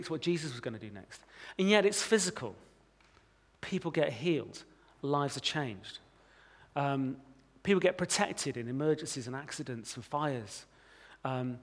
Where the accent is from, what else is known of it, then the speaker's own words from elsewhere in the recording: United Kingdom; As British Christians